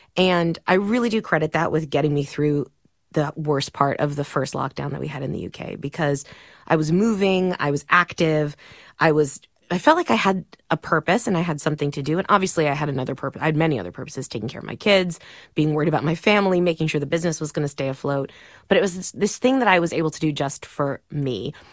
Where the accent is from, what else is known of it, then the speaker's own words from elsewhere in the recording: Miami, Florida, United States; moved away; I grew up in Miami. My dad was a Cuban immigrant